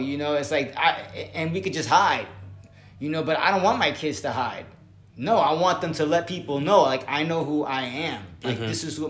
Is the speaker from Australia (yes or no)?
no; Puerto Rico; I am Latino. I am from Puerto Rico. My family came from there.